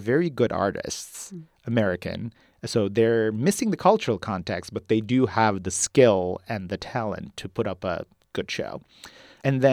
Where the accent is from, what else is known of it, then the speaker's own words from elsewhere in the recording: Turkey; now in United States; I was born and raised in Turkey and then moved to the U.S. as an immigrant, so I am very much bilingual.